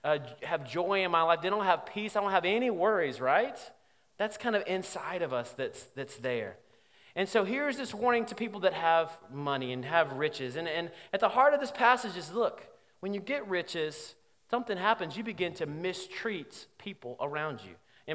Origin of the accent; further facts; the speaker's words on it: Alabama, United States; because, like I said, I'm from Alabama, we do things backwards sometimes.